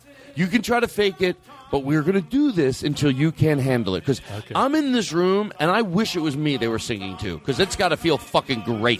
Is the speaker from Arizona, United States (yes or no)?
no; Brooklyn, New York, United States; I'm in from Brooklyn. I'm in the 714.